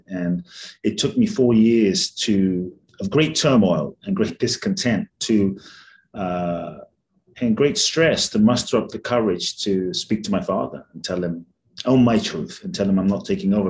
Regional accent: London, United Kingdom; also born or lived in Ghana / Mexico; now in United States; I grew up in London. I live in the US and partly Mexico

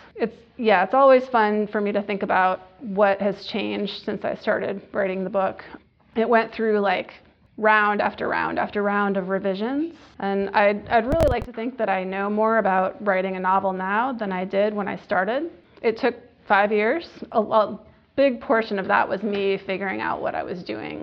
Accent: Michigan, United States; moved away; I haven't lived in Michigan for many years, but I'll always consider it my home state.

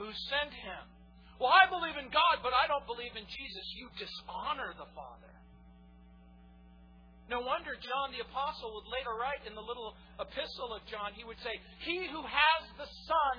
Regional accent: New Orleans, Louisiana, United States; moved away; I was born in New Orleans, Louisiana.

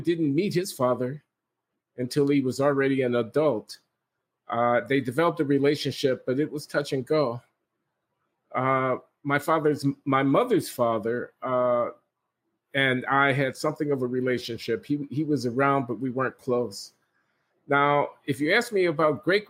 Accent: Chicago, Illinois, United States; I was born in Chicago in 1948

